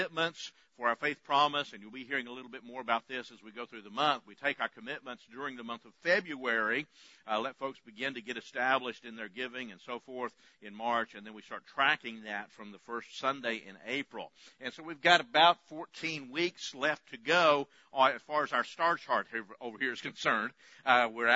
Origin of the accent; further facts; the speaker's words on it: West Texas, United States; I grew up in West Texas